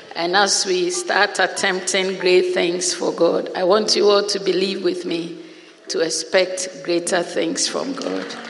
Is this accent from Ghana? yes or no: yes; Ghana; moved away as an adult; also born or lived in Europe; I came home to Ghana in March